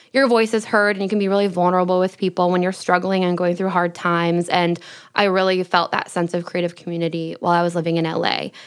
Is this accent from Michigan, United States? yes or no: yes; Michigan, United States; moved away as an adult; also born or lived in Los Angeles; growing up in Michigan